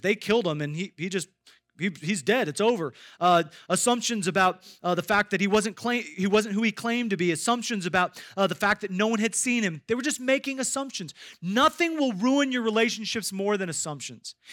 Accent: Iowa, United States; I grew up in Iowa

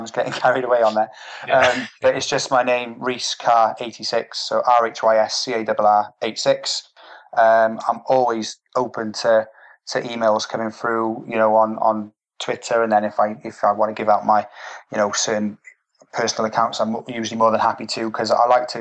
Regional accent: United Kingdom; as British people

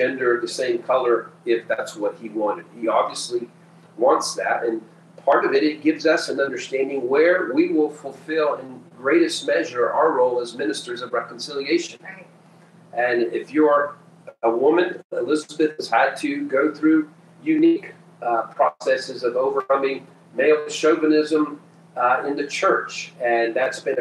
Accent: Peru; moved away as an adult; now in United States; I was born and raised in Peru, South America, and lived there my first 18 years

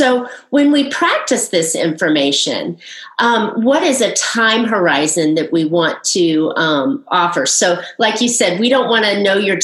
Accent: Southern California, United States; we're both from Southern California

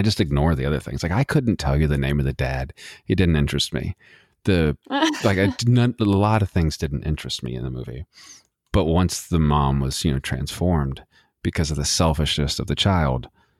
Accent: Texas, United States; And we're both from Texas, both from the nasty, dirty desert of Texas.

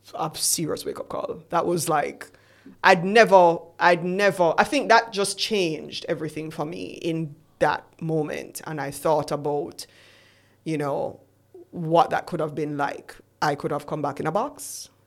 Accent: Jamaica; we're Jamaican

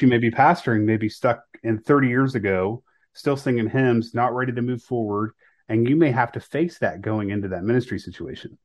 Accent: Northeast Ohio, United States; grew up in Northeast Ohio. I went to high school in Northeast Ohio

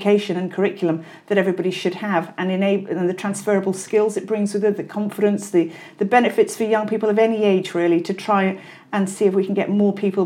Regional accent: Wales, United Kingdom; I'm Welsh, actually

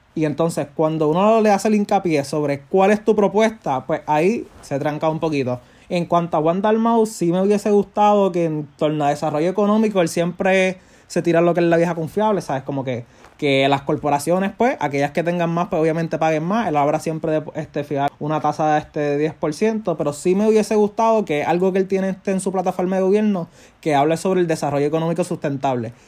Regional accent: Puerto Rico; yo como puertorriqueño

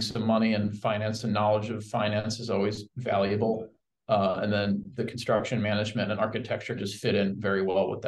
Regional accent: Red Bank, New Jersey, United States; also born or lived in Syracuse / Seattle; now in Kansas City, United States; I'm originally from the East Coast and from Red Bank, New Jersey, Jersey Shore

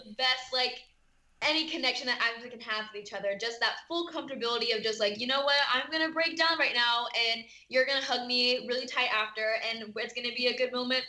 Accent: California, United States; I am from Southern California.

